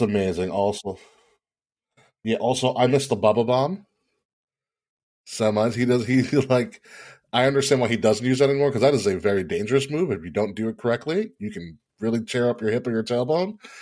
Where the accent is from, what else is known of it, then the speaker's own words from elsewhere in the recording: New York, United States; I am from New York